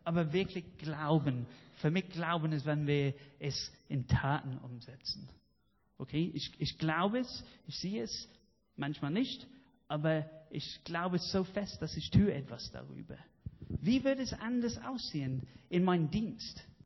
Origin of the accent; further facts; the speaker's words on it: United Kingdom; German is a second language; now in Germany; dass ich stolz drauf bin, Brite zu sein